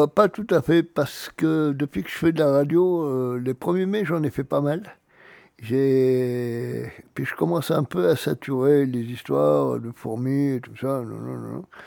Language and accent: French; Auvergne-Rhône-Alpes, France; chez nous, en Auvergne